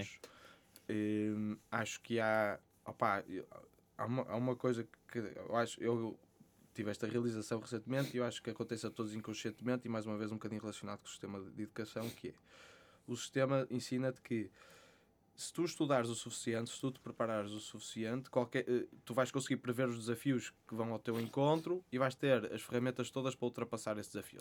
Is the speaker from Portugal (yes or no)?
yes; Porto, Norte, Portugal; sou do Porto, uh, tenho 26 anos